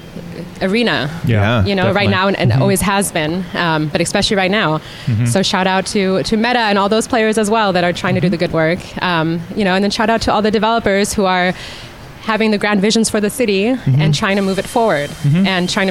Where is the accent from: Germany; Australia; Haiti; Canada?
Germany; now in San Francisco, United States; I'm from Germany originally